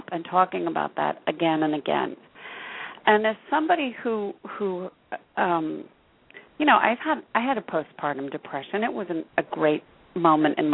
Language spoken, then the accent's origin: English; West Coast, United States; I'm from the West Coast